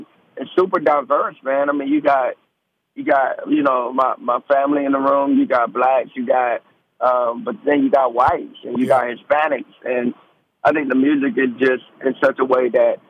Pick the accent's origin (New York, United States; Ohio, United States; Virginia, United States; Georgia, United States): Georgia, United States; also born or lived in Delaware / Germany; now in South Carolina, United States; Born Delaware, first 2 years Germany primarily. I grew up in Georgia, state of Georgia, and now I'm in South Carolina, so cool.